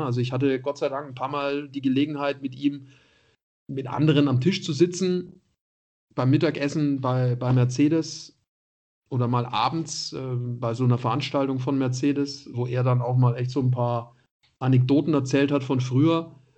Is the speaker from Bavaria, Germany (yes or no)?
yes; Nuremberg, Bavaria, Germany; moved away as an adult; also born or lived in Munich; dann war ich da Stadionsprecher bei Kräuter Fürth als Nürnberger